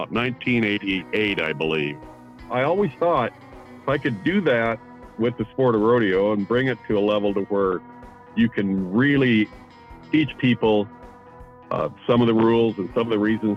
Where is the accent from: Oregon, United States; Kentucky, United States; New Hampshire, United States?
Oregon, United States; Central; I grew up in Central Oregon.